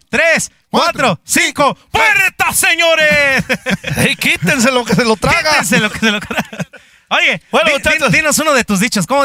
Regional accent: Oaxaca, Mexico; now in Guanajuato, Mexico; Yo nací en el estado de Oaxaca también, soy muy orgulloso. Ahí tengo mis raíces

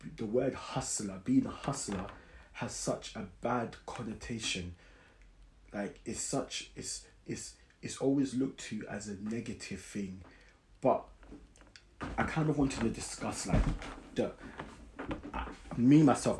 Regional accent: London, United Kingdom; I grew up in South London, Brixton.

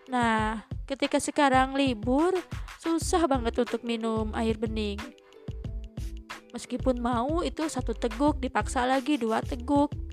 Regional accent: West Java, Indonesia; accent: Sundanese; Oh ya maaf ya karena saya emang dari Sunda jadi suka ada imbuhan-imbuhan khas Sunda gitu

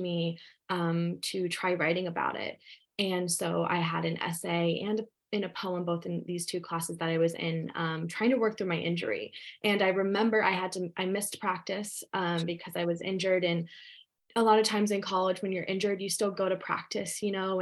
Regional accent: Ohio, United States; also born or lived in West Virginia; I was born in West Virginia and raised in Ohio

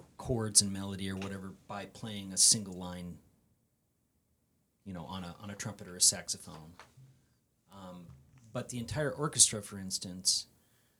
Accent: Arizona, United States; this young kid growing up in Arizona

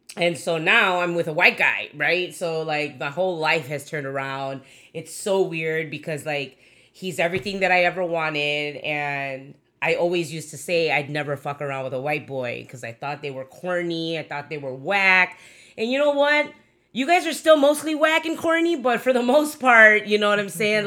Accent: Chicago, Illinois, United States; I'm pretty hood from Chicago, b-, grew up in Logan Square, Humboldt Park

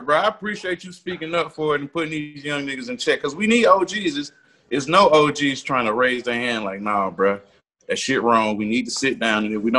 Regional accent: Atlanta, Georgia, United States; We're from Atlanta, except …, but we all grew up, even with …, grew up on ….

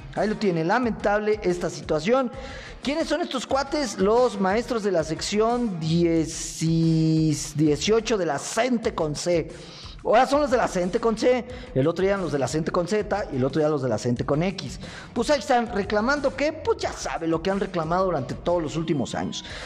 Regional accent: Mexico; somos los mexicanos

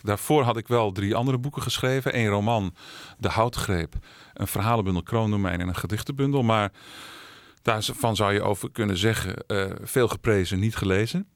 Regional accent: Alkmaar, North Holland, Netherlands; also born or lived in Amsterdam; geboren en opgegroeid in Alkmaar.

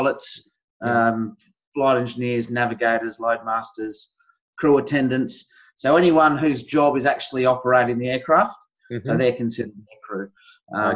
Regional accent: Gawler, South Australia, Australia; also born or lived in Elizabeth, South Australia / Port Augusta, South Australia / Barossa Valley, South Australia; I'm a South Australian, born and bred.

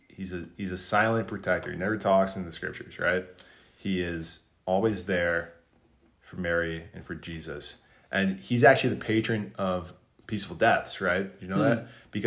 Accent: South Korea; I'm from South Korea.

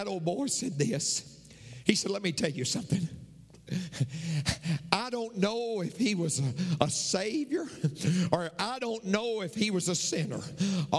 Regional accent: McMinnville, Tennessee, United States; I'm from McMinnville, Tennessee

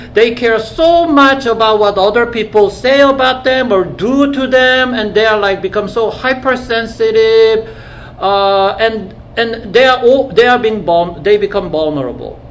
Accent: South Korea; moved away; at school in the 70s when I when I grew up in Korea

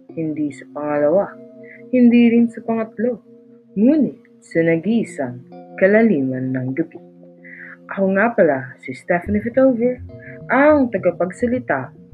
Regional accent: Philippines; kinalakihan ko kasi yung wikang Tagalog. Kaya, para sa akin, Pilipino ako, di ba? Kasi nakakaunawa ako at nakakapagsalita ako ng Tagalog.

